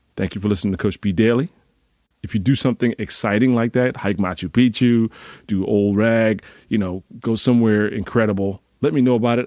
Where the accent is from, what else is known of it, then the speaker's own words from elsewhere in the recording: Northeast, United States; I'm from the Northeast